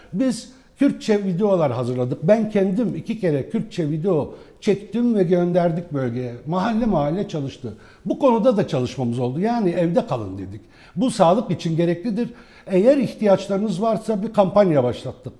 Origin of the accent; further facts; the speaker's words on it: Nusaybin, Mardin, Turkey; first language Arabic; Turkish is a second language; moved away; Mardin Nusaybin doğumluyum. Ana dilim Arapçadır benim. Fakat e, büyüdüğüm Nusaybin'de